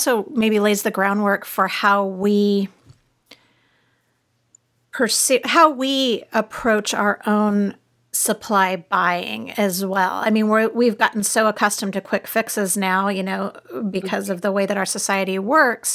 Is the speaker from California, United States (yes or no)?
yes; Southern California, United States; now in Austin, United States; I grew up in Southern California